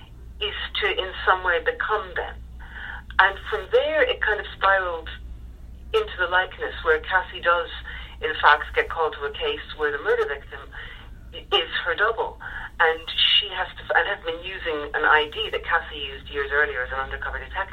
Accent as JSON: {"language": "English", "country": "Ireland", "said": "I'm Irish"}